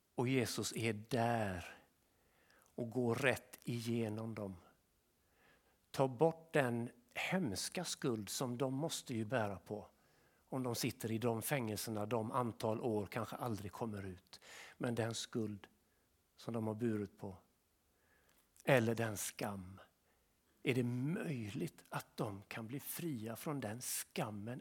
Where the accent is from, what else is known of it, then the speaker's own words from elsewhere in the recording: Sweden; vi svenskar